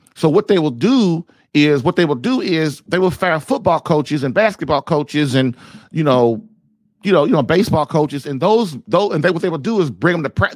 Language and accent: English; United States